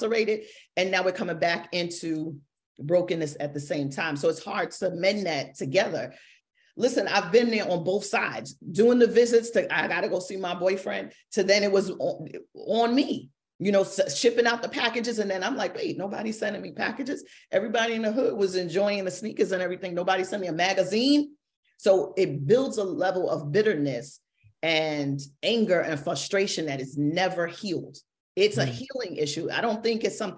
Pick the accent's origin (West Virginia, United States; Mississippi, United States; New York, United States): New York, United States; New York City; born or raised there